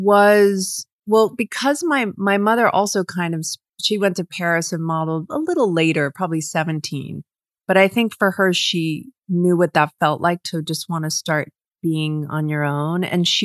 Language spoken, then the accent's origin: English; London, United Kingdom; born there; I was born in London, but okay.